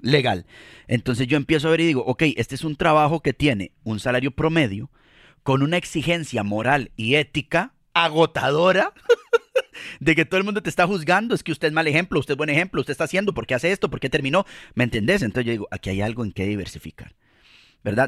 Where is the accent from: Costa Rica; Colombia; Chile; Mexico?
Costa Rica; como decimos eh, en Costa Rica, les decimos carajillos a los niños